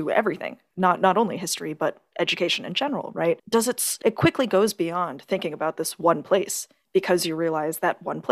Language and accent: English; Miami, Florida, United States; moved away; I grew up in Miami. I grew up in Florida.